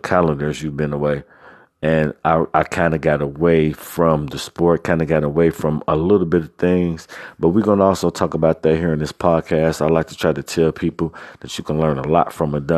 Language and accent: English; Cincinnati, Ohio, United States; I never lived anywhere outside of Cincinnati, Ohio